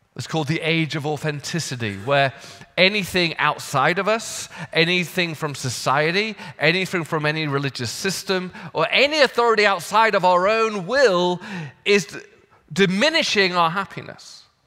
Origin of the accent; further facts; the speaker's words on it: United Kingdom; now in United States; As a Brit